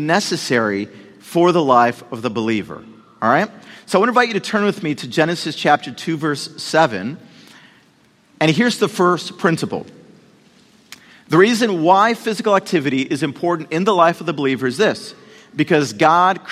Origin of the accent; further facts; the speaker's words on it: Puerto Rico; moved away; I was born in Puerto Rico